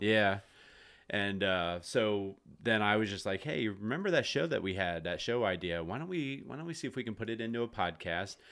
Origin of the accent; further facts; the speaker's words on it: Jonestown, Pennsylvania, United States; also born or lived in Pittsburgh, Pennsylvania; I grew up in the Jonestown area as well